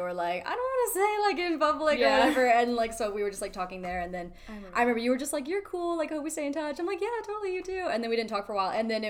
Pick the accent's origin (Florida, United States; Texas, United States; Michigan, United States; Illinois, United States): Texas, United States; Dallas–Fort Worth area; I'm 20. I am from Texas, the DFW area, born and raised here. I go to school here in Texas.